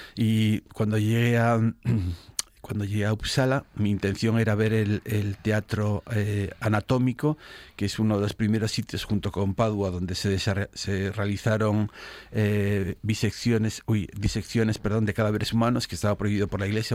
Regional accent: Spain

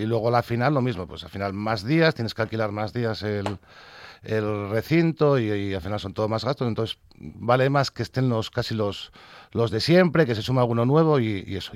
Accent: Asturias, Spain; sabes cómo somos los asturianos

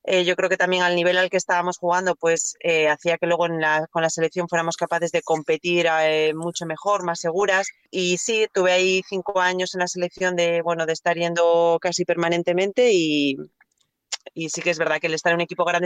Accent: Gijón, Asturias, Spain; moved away as an adult; mi último año en Gijón

